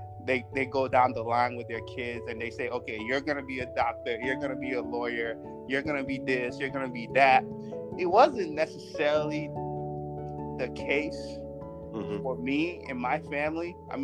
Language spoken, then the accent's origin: English; United States; I don't even remember Mexicans being in my community at that time on the school systems that I grew up in America.